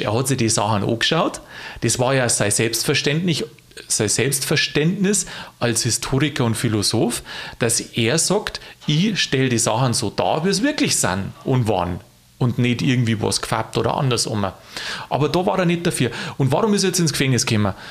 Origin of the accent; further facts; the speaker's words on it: Lower Bavaria, Germany; als Niederbayer